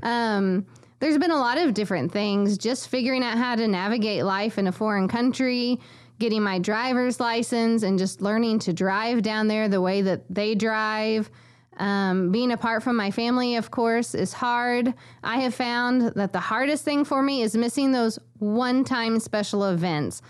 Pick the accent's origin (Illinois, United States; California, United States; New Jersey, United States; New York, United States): Illinois, United States; McLeansboro; moved away as an adult; also born or lived in Honduras; my hometown of McLeansboro, where I grew up my whole life